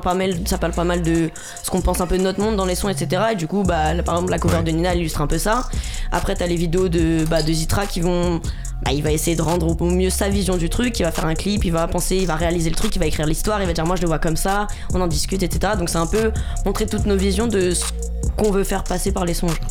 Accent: Paris, Île-de-France, France; on est du 20e. Donc on est ouais, à la moitié du 20e

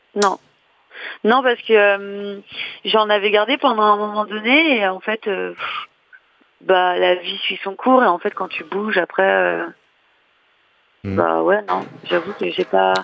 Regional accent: Reims, Grand Est, France; moved away; je suis de Reims

